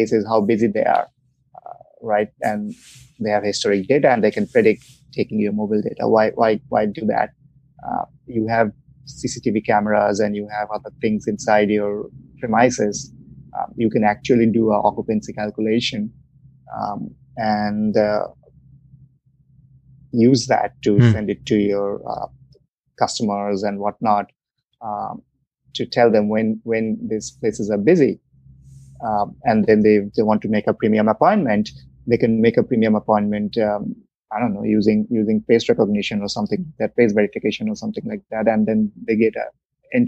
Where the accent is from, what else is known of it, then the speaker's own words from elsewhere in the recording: United States; moved away as an adult; also born or lived in Palo Alto / East Coast; now in France; I'm from America